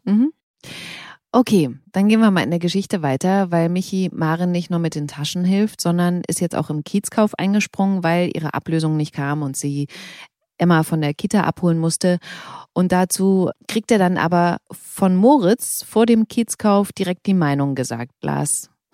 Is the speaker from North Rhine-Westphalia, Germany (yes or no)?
no; Bautzen, Saxony, Germany; ich komme aus Bautzen